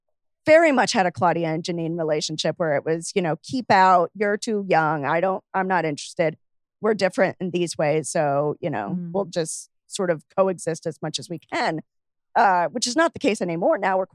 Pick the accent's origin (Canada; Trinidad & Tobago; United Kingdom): United Kingdom; I'm British, very, very white.